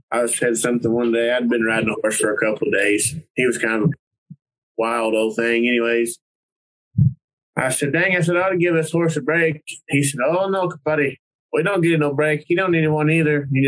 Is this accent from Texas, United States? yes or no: yes; Abilene, Texas, United States; also born or lived in Wichita Falls, Texas; I was raised up around Abilene, Wichita Falls.